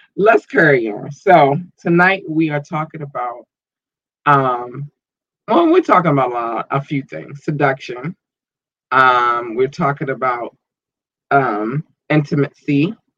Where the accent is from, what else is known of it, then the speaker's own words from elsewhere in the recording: United States; I was born in America. I have not lived in any other country.